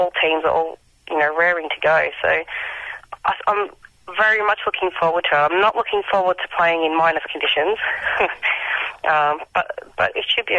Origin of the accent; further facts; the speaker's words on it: County Down, Northern Ireland, United Kingdom; moved away as an adult; now in Australia; where I come from